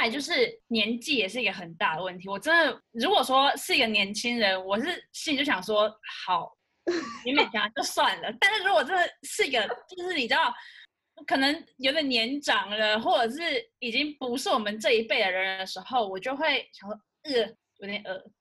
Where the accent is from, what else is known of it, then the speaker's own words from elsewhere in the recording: Taiwan; 我是台湾人